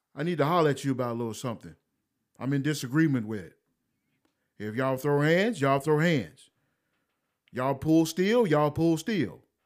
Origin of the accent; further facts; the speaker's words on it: United States; I'm an American